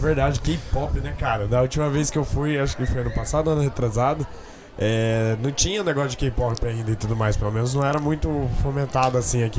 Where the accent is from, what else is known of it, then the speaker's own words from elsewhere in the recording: Campo Grande, Mato Grosso do Sul, Brazil; a gente é de Campo Grande, Mato Grosso do Sul.